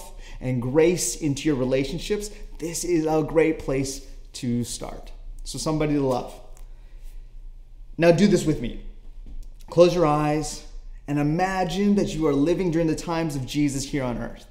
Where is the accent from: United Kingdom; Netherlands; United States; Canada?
Canada; I am Canadian